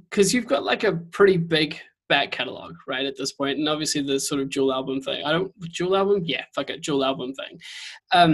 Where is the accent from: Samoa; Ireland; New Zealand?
New Zealand; I'm a Kiwi